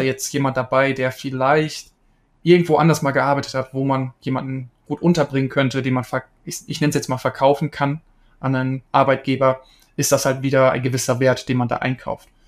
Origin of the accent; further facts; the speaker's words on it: East Frisia, Lower Saxony, Germany; ich komme ursprünglich aus Ostfriesland